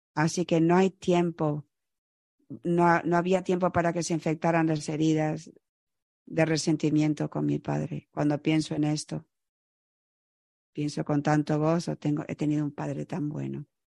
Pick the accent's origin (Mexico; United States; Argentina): United States; Chicago, Illinois; moved away as an adult; also born or lived in Florida; yo crecí en Chicago